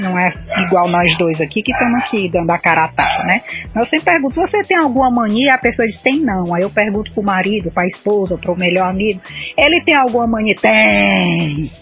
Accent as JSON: {"language": "Portuguese", "region": "Ceará", "country": "Brazil", "said": "eu sou cearense"}